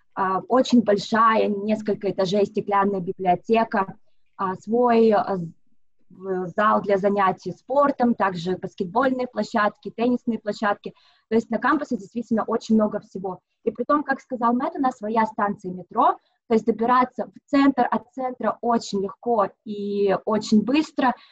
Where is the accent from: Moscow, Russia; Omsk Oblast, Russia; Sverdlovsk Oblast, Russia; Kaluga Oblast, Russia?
Moscow, Russia; moved away as an adult; now in Sydney, Australia; я сама из Москвы, уже вот 7 лет проживаю в Сиднее